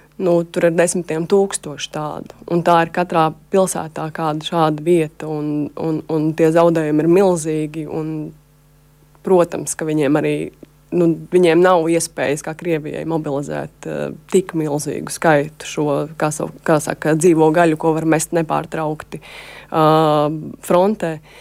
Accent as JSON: {"language": "Latvian", "country": "Latvia", "said": "es esmu žurnālists no Latvijas"}